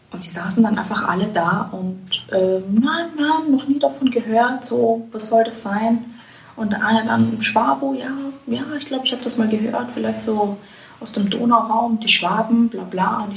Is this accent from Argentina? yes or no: no; Vienna, Austria; now in Berlin, Germany; also es hat halt zugenommen in den letzten Jahren, aber es gibt dann halt immer noch so Gegenden, wo du also schon einfach herausstichst.